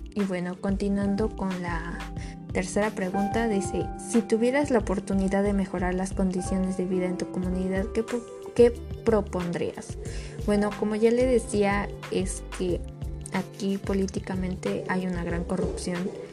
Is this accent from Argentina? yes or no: no; Mexico; Nosotros como mexicanos